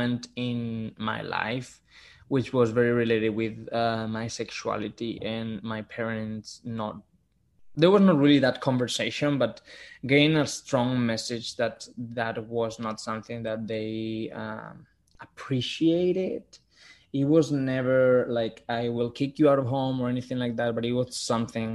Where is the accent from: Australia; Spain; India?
Spain; Gijón, Asturias; English is a second language; moved away as an adult; now in New York City, United States; I grew up in Gijón, which is a city in the north of Spain where everything is green and it rains a lot.